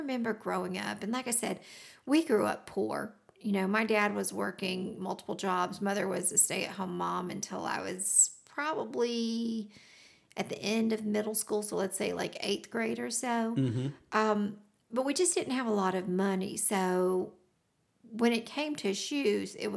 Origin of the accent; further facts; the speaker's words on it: the South, United States; As a girl growing up in the South